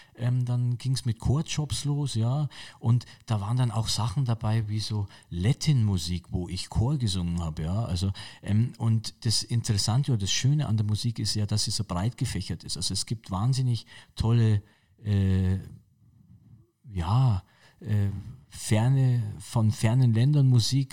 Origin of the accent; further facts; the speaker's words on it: Munich, Bavaria, Germany; ich bin gebürtiger Münchner, ich bin in München-Pasing geboren und äh, ich bin natürlich also ein Münchner Kindl irgendwie und gehöre zu München